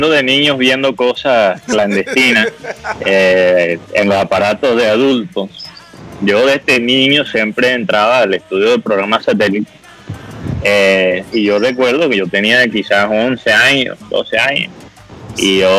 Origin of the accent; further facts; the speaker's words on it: United States; Spanish is a second language; yo como un gringo ingenuo no sabía lo que era la hoja y yo entré.